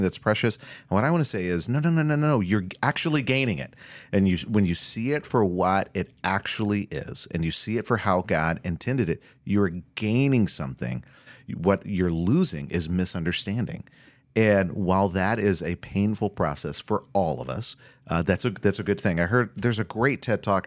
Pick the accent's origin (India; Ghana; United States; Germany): United States; Florida; now in Minnesota, United States; I grew up doing in Florida